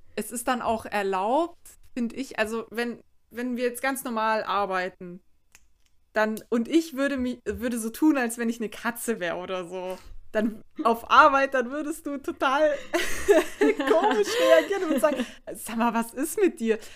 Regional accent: St. Georgen im Schwarzwald, Baden-Württemberg, Germany; da, wo ich herkomme, aus St. Georgen im Schwarzwald

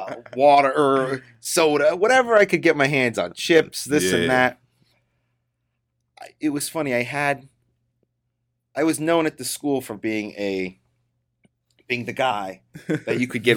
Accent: Chicago, Illinois, United States; born there; I was born in Chicago, Illinois, or a suburb of Chicago

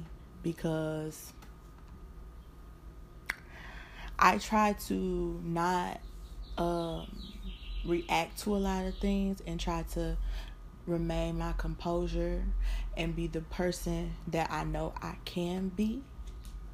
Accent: Detroit, Michigan, United States; also born or lived in California; Currently still in California, but y'all know I'm from Motown

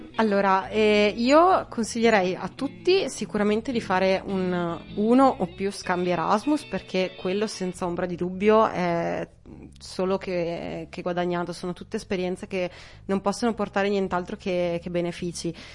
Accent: Feltre, Veneto, Italy; ho 28 anni, vengo da Feltre

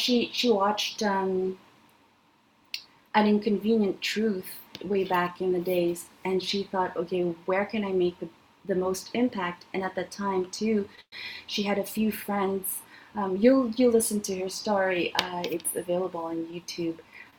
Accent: Canada; In Canada, it's lagging a lot. I'm Canadian.

